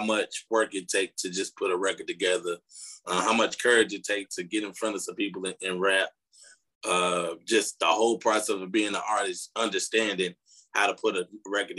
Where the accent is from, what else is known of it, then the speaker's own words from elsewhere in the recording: Chicago, Illinois, United States; I'm from Chicago